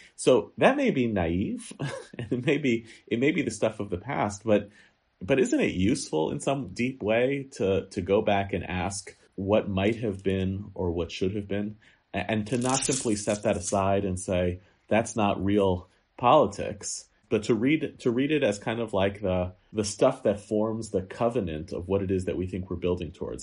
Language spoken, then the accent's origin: English; United States; American Jews are talking about Israel, they're not really talking about Israel, they're talking about ourselves